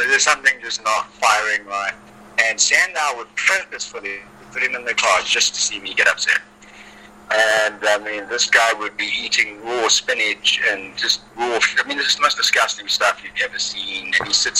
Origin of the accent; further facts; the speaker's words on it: South Africa; moved away; I grew up in South Africa